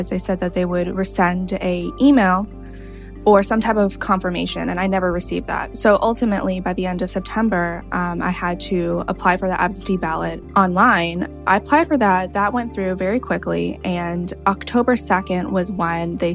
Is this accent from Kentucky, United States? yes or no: no; New York City, New York, United States; moved away as an adult; now in Chicago, United States; I'm originally from New York City